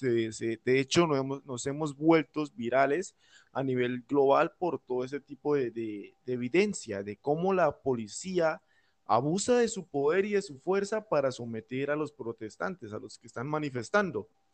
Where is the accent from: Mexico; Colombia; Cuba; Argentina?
Colombia; como joven, como colombiano